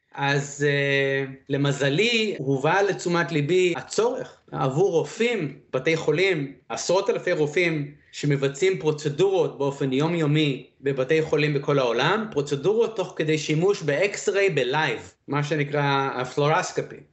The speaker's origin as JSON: {"language": "Hebrew", "country": "Israel", "tie": "born or raised there", "also_born_or_lived": "Beersheba, Israel / Dimona, Israel / Iowa, United States", "said": "האם גדלתי בישראל? אז למעשה, החודשיים ראשונים ביליתי במדבריות של ישראל, בבאר שבע, דימונה, ואז אה, עברנו לפוסט-דוקטורט של אבא שלי, לשלגים הכבירים של איואה, וביליתי את העשר שנים הראשונות שלי בארצות הברית. וזהו, ואז עברנו לישראל, עשיתי צבא"}